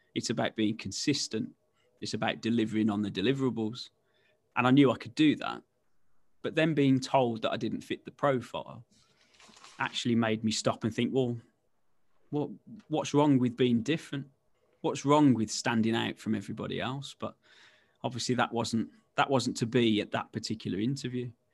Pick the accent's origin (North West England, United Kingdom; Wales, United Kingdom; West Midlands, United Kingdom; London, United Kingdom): West Midlands, United Kingdom; I'm born and bred in the West Midlands, as you can probably tell from the dulcet tones